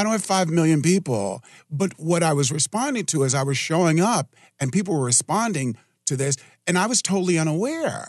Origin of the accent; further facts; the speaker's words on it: New York City, New York, United States; now in Richmond, United States; I grew up in New York City